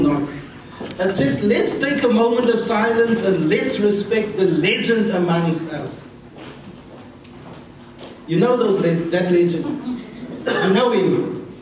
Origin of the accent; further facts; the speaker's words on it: Cape Town, Western Cape, South Africa; I'm from Cape Town.